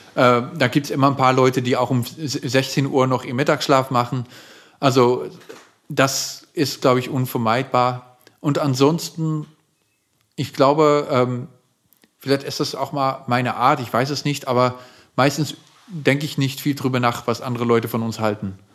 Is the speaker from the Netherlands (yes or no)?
yes; Netherlands; German is a second language; moved away as an adult; now in Germany; in meiner eigenen Heimatstadt in den Niederlanden